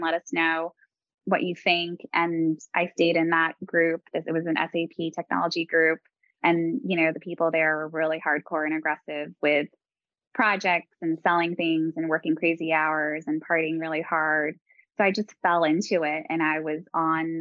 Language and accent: English; New York, United States; moved away as an adult; Growing up in New York and going to college in New York